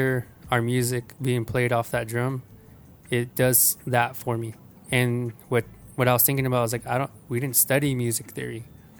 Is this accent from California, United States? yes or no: no; Mescalero, New Mexico, United States; I really wanted people to know I was from New Mexico.